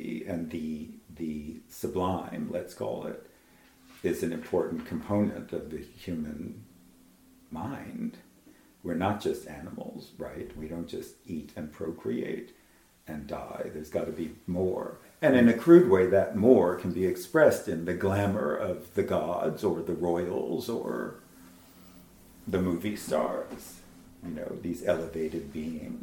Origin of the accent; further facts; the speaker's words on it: United States; I'm Jewish, I'm American